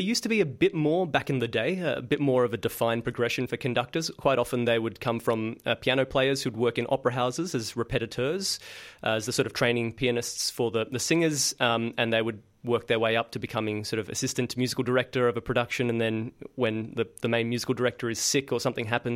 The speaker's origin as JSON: {"language": "English", "town": "Sydney", "region": "New South Wales", "country": "Australia", "tie": "born or raised there", "said": "I started out working with school groups when I grew up in Sydney"}